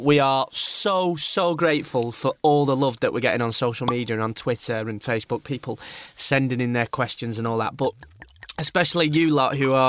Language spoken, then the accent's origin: English; Burnley, North West England, United Kingdom; now in London, United Kingdom; A place in East Lancashire called Burnley. It's a lovely part of the world.